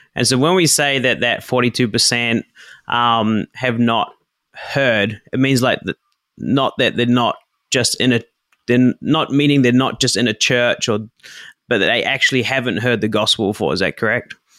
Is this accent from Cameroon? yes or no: no; New Zealand; now in Japan; I grew up in New Zealand